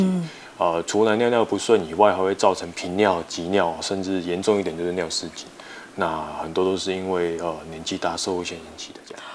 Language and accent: Chinese; Taiwan; 我们台湾话